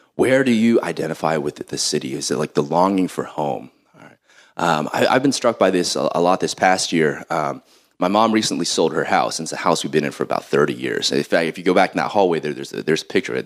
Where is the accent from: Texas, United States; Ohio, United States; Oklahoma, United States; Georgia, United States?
Ohio, United States; Columbus; I'm from Columbus, Ohio," you know, I'm Ohioan